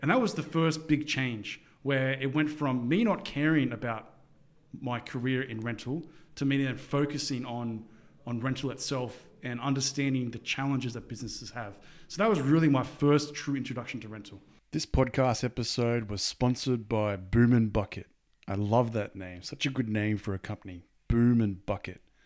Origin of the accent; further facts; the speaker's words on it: Sydney, New South Wales, Australia; growing up in Sydney, Australia